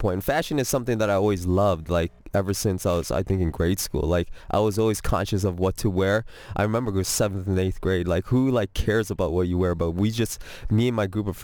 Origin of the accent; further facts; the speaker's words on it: Toronto, Ontario, Canada; moved away as an adult; now in Atlanta, United States; I was born in Toronto